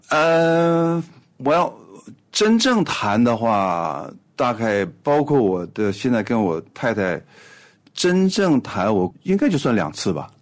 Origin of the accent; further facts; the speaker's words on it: Harbin, Heilongjiang, China; 我呢是出生在一个哈尔滨的一个普通的工人家庭